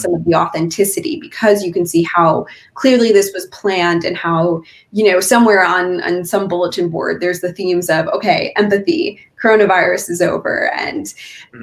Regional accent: California, United States; now in Pennsylvania, United States; my home state of California

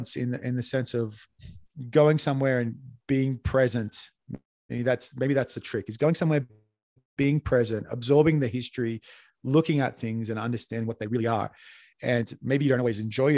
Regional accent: Australia; now in Bogota, Colombia; as an Australian

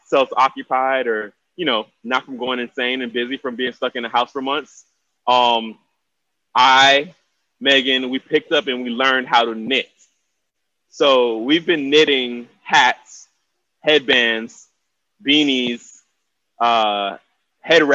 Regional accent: Miami, Florida, United States; now in Atlanta, United States; 305 to the fullest. Born and raised, Miami

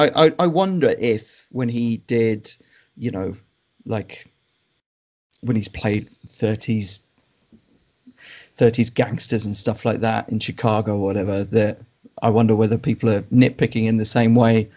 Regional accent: England, United Kingdom; accent: neutral English; I've got such a neutral English accent, it never really comes up for me because I don't, because my accent is the default BBC accent, basically

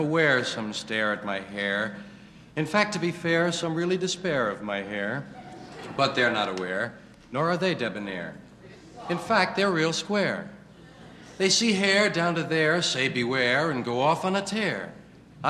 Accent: New York, United States; I was brought up here in New York, brought up and used to go on the subway to 116th Street

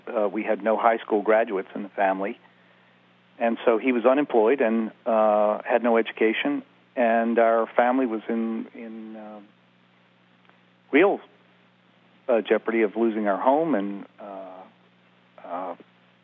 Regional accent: Baltimore, Maryland, United States; I grew up in Charm City, and early on in as a youngster, my parents moved to Baltimore County

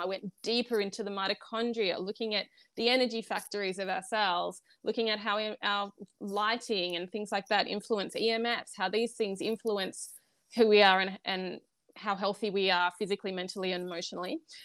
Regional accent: Australia; I'm Australian

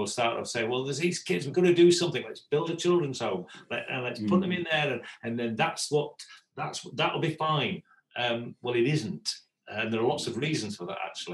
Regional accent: United Kingdom; moved away as an adult; also born or lived in Brazil; I'm Brit

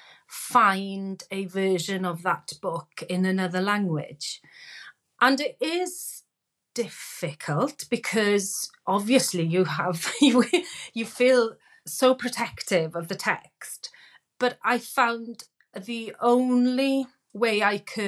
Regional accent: Wales, United Kingdom; being Welsh

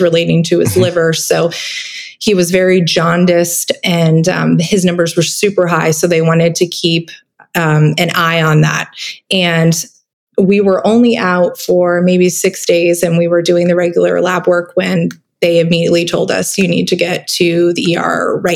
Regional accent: Vermont, United States; I grew up in Vermont

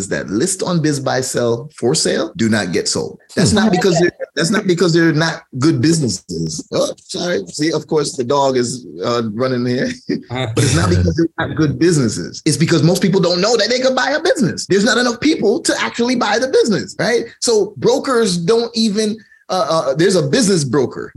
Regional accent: Jamaica; I'm Jamaican

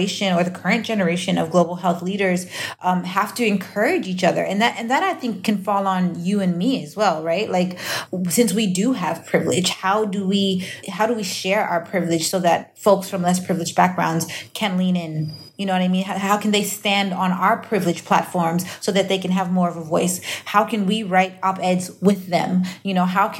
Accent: United States; I'm Nigerian, but I'm also from the U.S. I speak a language, not just in English, but in the way that I understand concepts and things because I was raised in a majority white country

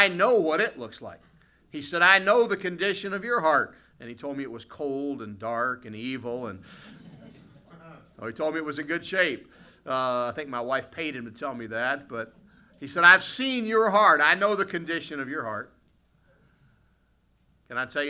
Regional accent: West Virginia, United States; moved away as an adult; also born or lived in Ohio; now in Canada; I grew up in the United States. I grew up in the state of West Virginia

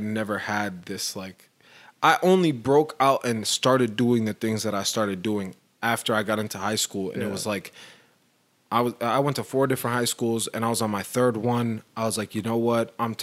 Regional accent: Fort Worth, Texas, United States; born there; also born or lived in Portland, United States; I was born in Fort Worth.

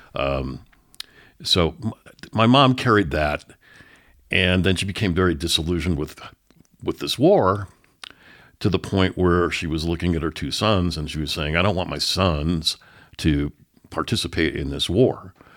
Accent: San Francisco Bay Area, California, United States; moved away as an adult; also born or lived in Oakland, California / San Lorenzo, California; now in Denver, United States; I grew up in the San Francisco Bay Area. I was born in Oakland, California

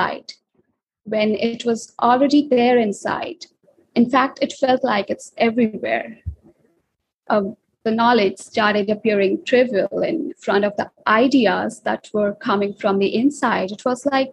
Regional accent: India; I'm an author and I'm from India

